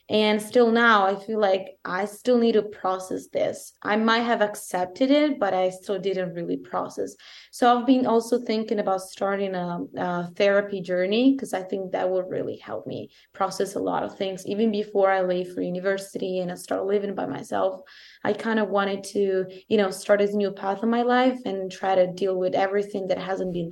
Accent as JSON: {"language": "English", "country": "Italy", "accent": "Italian", "second_language": "English", "said": "italian accent is thicker than it was"}